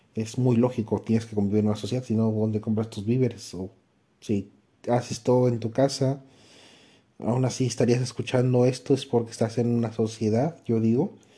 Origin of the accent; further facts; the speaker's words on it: Mexico; como mexicano